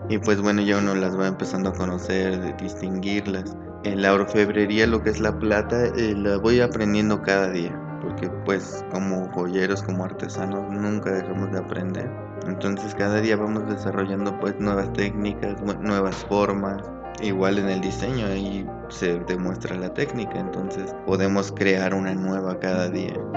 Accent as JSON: {"language": "Spanish", "town": "Toluca", "region": "State of Mexico", "country": "Mexico", "tie": "born or raised there", "said": "soy de Toluca, Estado de México"}